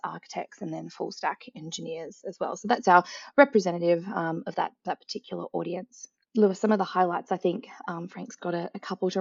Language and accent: English; Australia; accent: Australian; also born or lived in Melbourne, Australia; As you can tell by my accent as well, I'm also located in Melbourne, Australia